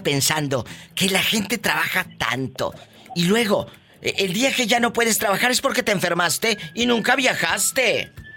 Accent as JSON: {"language": "Spanish", "town": "Matamoros", "region": "Tamaulipas", "country": "Mexico", "tie": "born or raised there", "moved": "yes", "said": "yo tengo muchos años que no voy a mi tierra, que es Matamoros, Tamaulipas."}